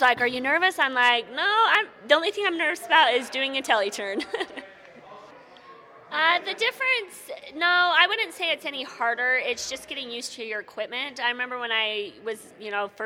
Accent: Rexburg, Idaho, United States; also born or lived in Alta, Utah; I grew up in Rexburg, Idaho, so Targhee's my home mountain, but I ski out of Alta now

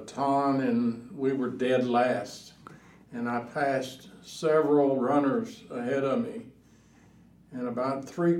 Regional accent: Jasper, Texas, United States; I was born in 1938, so, you know, as a young whippersnapper, playing around in the sand lots of Jasper, Texas.

